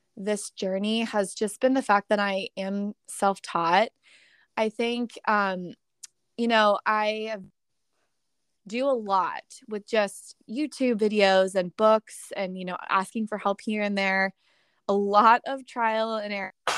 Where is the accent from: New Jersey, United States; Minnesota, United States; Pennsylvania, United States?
Pennsylvania, United States; Pittsburgh; moved away as an adult; also born or lived in New York City / California; I moved home to my hometown of Pittsburgh, Pennsylvania